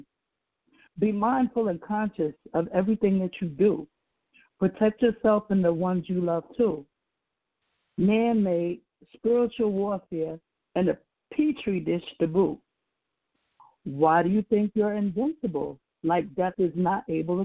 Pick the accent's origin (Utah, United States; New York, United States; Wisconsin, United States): New York, United States; I am from New York, born and raised